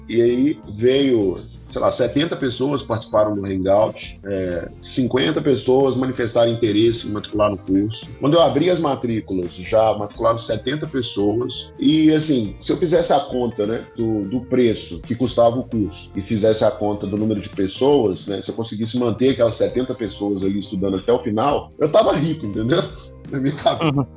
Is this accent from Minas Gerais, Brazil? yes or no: yes; Belo Horizonte, Minas Gerais, Brazil; eu tenho 38 anos e sou de Belo Horizonte.